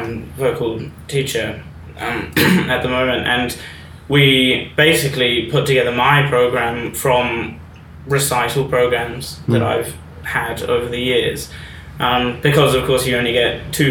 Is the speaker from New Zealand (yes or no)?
yes; New Zealand; moved away; I moved over from New Zealand and there was enough on my mind already without adding competitions and everything on top of that.